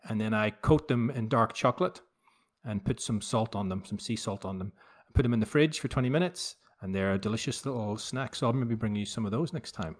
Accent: Belfast, Northern Ireland, United Kingdom; as a kid growing up in Belfast. I was born in seventy-two

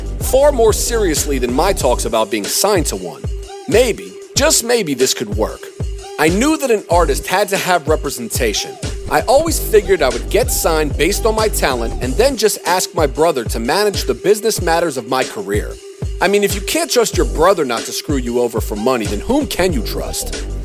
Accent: Durham, North Carolina, United States; born or raised there; moved away as an adult; also born or lived in New York

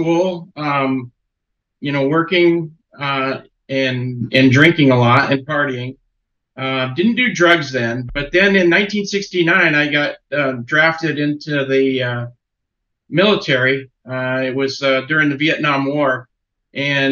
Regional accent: Connecticut, United States; I was born in Connecticut and grew up in the 60s

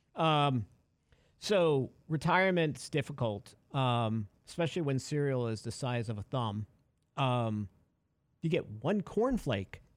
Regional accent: New York, United States; We were growing up in New York.

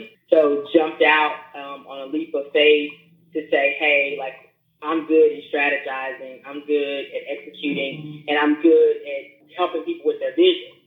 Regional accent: Memphis, Tennessee, United States; now in Daytona Beach, United States; I am originally from Memphis, Tennessee. I currently reside in Daytona Beach, Florida

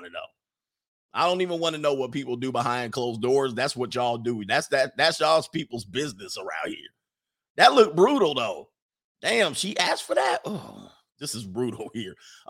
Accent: Bronx, New York, United States; also born or lived in Brooklyn; And I come from the Bronx, New York, Sean, and Brooklyn, 4th Avenue and 25th Ave, Sean.

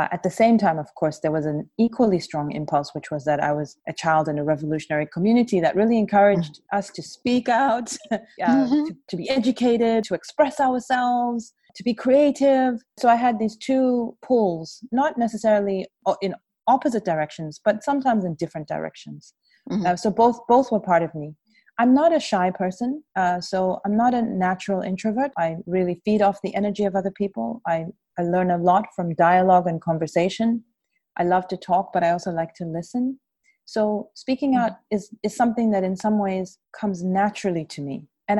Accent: South Africa; also born or lived in Zambia; And so I grew up outside South Africa, always with a very clear and strong sense of myself as a South African, child, as a child of the liberation movement

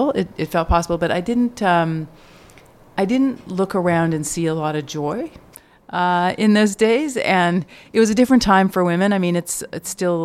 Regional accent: Canada; also born or lived in Stanford, United States / Cambridge, Massachusetts, United States; now in United States; I am Canadian originally

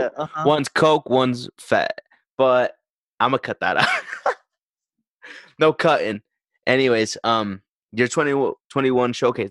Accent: Idaho, United States; And I'm like, Idaho.

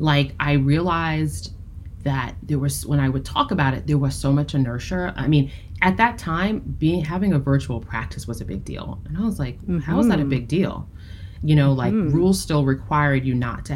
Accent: United States; being a Black woman, right, growing up in the United States

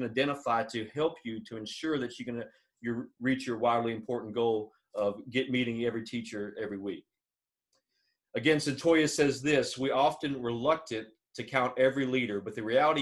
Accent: Alabama, United States; I'm from Alabama

